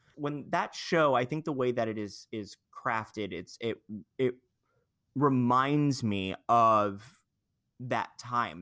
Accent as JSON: {"language": "English", "area": "Long Island", "region": "New York", "country": "United States", "said": "I'm from Long Island"}